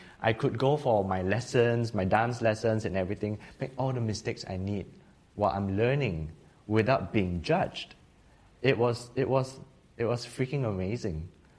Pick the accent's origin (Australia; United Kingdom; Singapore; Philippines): Singapore; also born or lived in Taiwan; growing up in Singapore